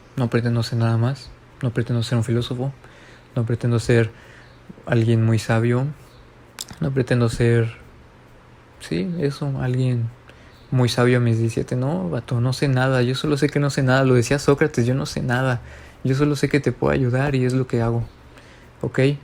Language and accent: Spanish; Mexico; aquí en mi país, México